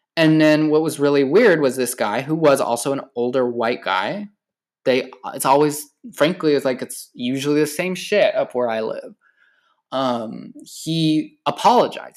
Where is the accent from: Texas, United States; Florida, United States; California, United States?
California, United States; I've been working in my hometown, this small, tiny ass, bum-ass fucking town in the middle of nowhere in California